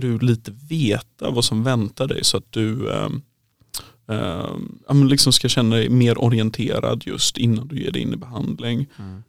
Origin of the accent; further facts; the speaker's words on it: Kungsbacka, Halland County, Sweden; moved away as an adult; also born or lived in Uppsala; Jag kommer från Kungsbacka ursprungligen